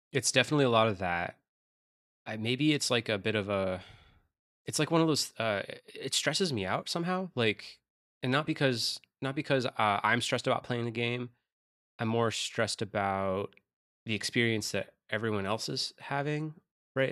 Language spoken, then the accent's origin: English; upstate New York, United States; moved away; they all live in upstate New York in my hometown